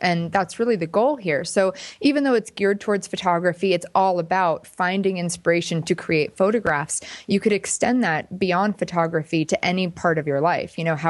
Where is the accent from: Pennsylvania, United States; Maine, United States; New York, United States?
Pennsylvania, United States; I'm from Pennsylvania. So I decided to go for LA, but I never really felt like I belonged there.